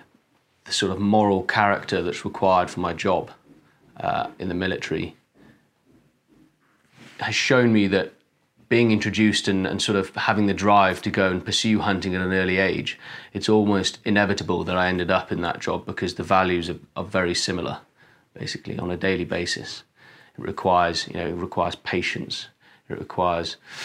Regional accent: Wales, United Kingdom; I'm a Welshman

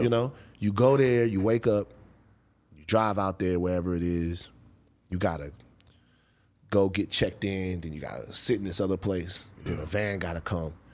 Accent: Baton Rouge, Louisiana, United States; moved away; growing up in Baton Rouge

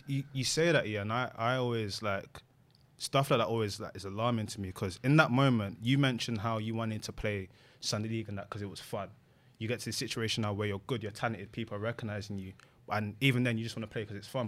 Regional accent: London, United Kingdom; growing up in London

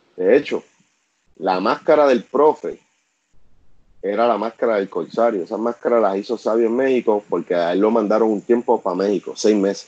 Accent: Vega Alta, Puerto Rico; nosotros somos de Vega Alta

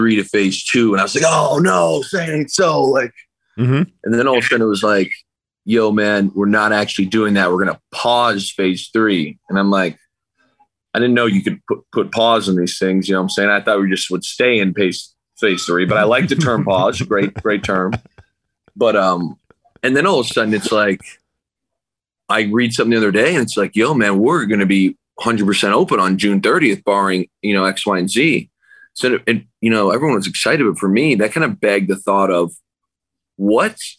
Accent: Canada; moved away as an adult; now in Seattle, United States; my hometown is in like stay at home order, like handing out tickets if you walk outside.

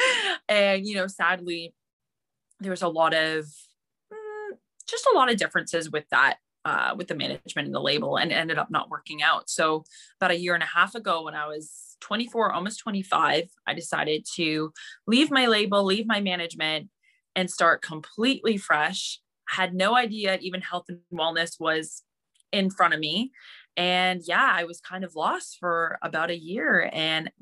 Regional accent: Mississauga, Ontario, Canada; I am from Ontario, Canada, specifically a little city. Actually, it's not a little city. It's pretty big. It's called Mississauga

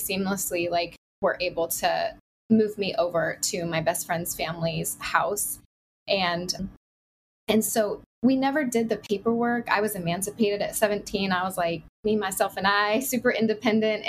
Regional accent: Oregon, United States; also born or lived in California; now in Southeast Florida, United States; I grew up in Oregon and spent 10 years in California

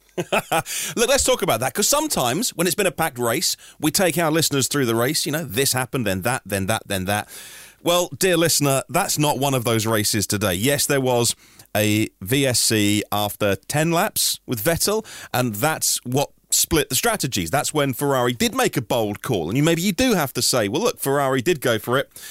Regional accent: United Kingdom; we're British.

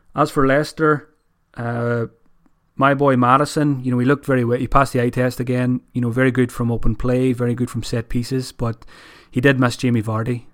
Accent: Ireland; as an Irish person

